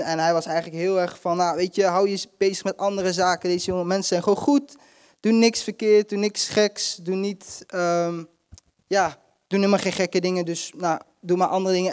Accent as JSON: {"language": "Dutch", "country": "Netherlands", "said": "wij zijn, komen uit Nederland"}